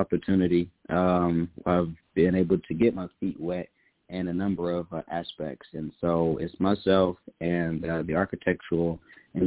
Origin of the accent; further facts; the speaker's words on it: Midwest, United States; also born or lived in Oklahoma; now in Houston, United States; I'm originally from the Midwest. Grew up in a single-parent home